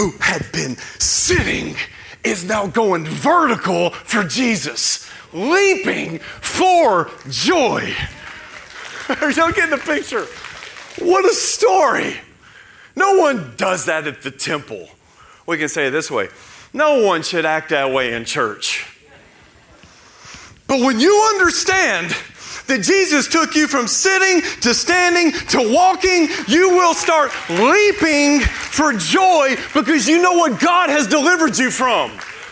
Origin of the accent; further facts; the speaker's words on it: Tennessee, United States; I'm from Tennessee, where there are deer everywhere